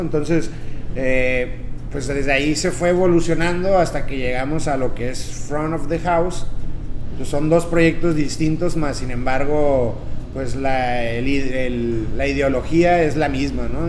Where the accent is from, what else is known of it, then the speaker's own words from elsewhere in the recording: Tijuana, Baja California, Mexico; nací aquí en Tijuana